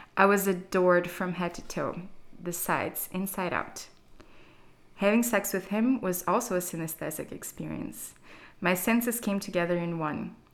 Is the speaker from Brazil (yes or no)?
yes; Brazil; moved away as an adult; now in Berlin, Germany; I'm from Brazil, but I've been living in Berlin for four years now